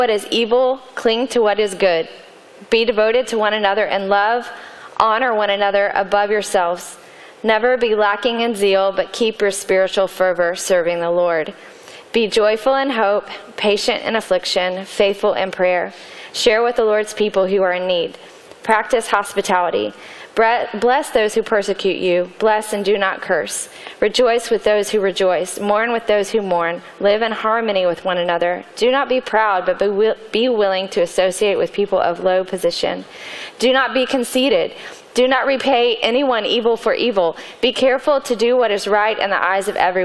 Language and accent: English; Atlanta, Georgia, United States; I grew up in Atlanta